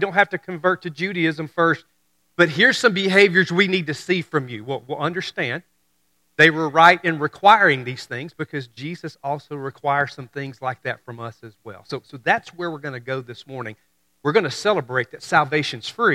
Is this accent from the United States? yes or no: yes; Memphis and Mississippi area, United States; I'm from Mississippi. I grew up in Memphis and Mississippi area